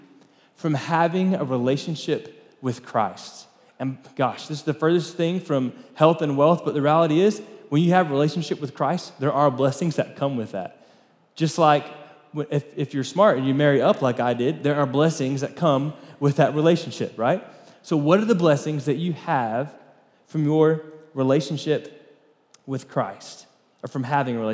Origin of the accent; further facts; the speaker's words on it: Florida, United States; moved away as an adult; now in Lubbock, United States; we grew up in Florida